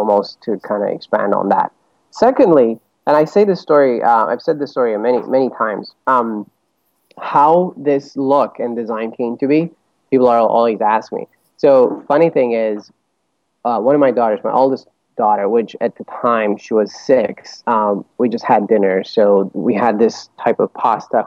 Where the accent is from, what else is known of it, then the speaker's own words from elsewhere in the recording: Bucharest, Romania; moved away as an adult; also born or lived in Chicago; now in New York, United States; I grew up in Romania, in Bucharest. I was born and raised there, went to college there. And right after college, my wife and I moved to Chicago